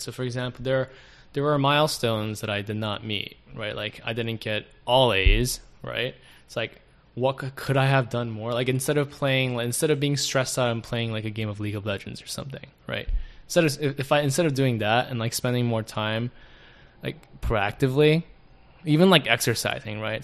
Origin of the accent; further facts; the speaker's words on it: South Korea; now in United States; the closest male figure that I had when I was growing up in Korea. And even when like I would visit him from the states